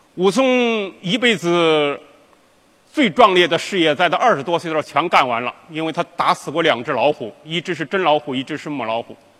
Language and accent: Chinese; Yanjin, Henan, China; 我的老家是河南省延津县王罗乡西老道村